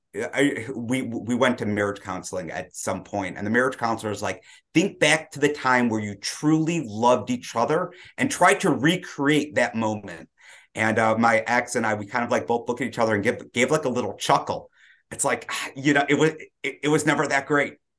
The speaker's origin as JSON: {"language": "English", "town": "Detroit", "region": "Michigan", "country": "United States", "tie": "born or raised there", "said": "I grew up in Detroit, uh, traditional black hat family"}